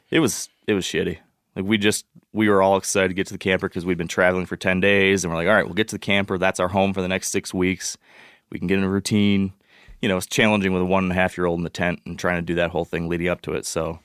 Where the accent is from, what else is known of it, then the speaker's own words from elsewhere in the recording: Michigan, United States; I'm from Michigan